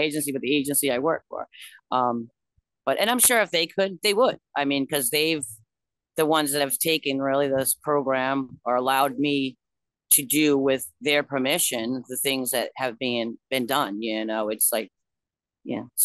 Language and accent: English; Newport, Rhode Island, United States; I'm from Newport